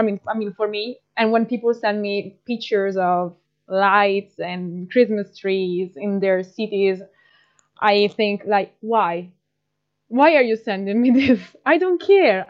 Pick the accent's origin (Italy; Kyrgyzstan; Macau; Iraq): Italy; from Italy